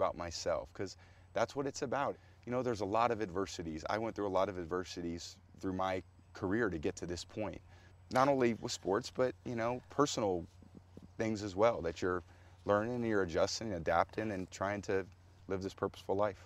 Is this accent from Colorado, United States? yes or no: no; California, United States; When I was a boy growing up in California